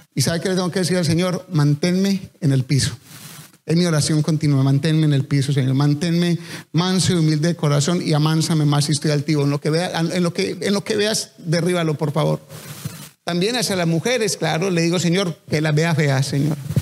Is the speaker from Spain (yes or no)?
no; Colombia; accent: Colombian; hablé como tan colombiano